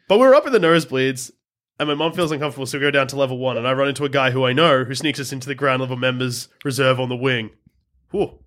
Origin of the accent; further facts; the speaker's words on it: Australia; we're from Australia